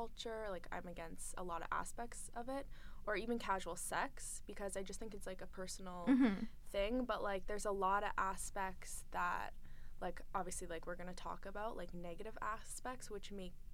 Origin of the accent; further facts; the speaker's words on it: London, Ontario, Canada; I'm from London